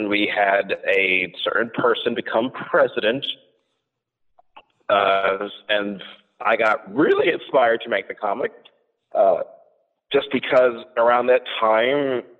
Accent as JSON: {"language": "English", "region": "New Jersey", "country": "United States", "tie": "born or raised there", "said": "I'm originally born and raised in New Jersey"}